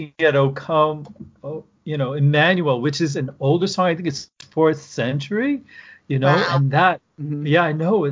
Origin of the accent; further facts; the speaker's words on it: Canada; first language French; English is a second language; being French Canadian